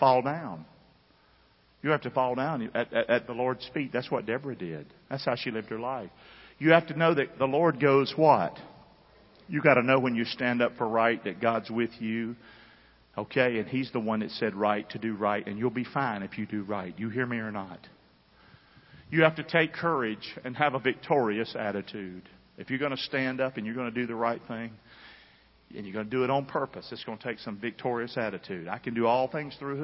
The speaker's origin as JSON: {"language": "English", "region": "the South", "country": "United States", "tie": "born or raised there", "said": "I grew up in the South"}